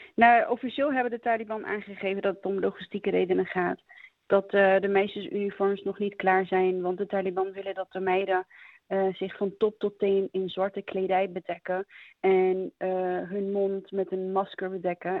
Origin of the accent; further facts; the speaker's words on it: Afghanistan; moved away; wij als Afghanen